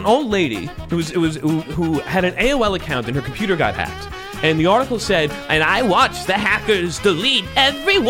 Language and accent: English; Florida, United States; also born or lived in Rockland County, New York; I'm from Florida